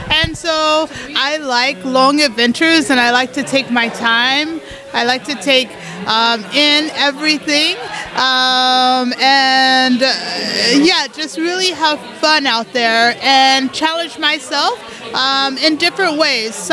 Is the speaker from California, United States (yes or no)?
no; Colorado, United States; and I'm from Colorado um, in the US.